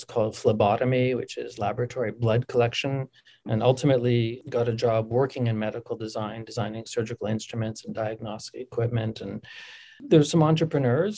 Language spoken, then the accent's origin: English; Winnipeg, Manitoba, Canada; moved away; growing up in Winnipeg was so formative for me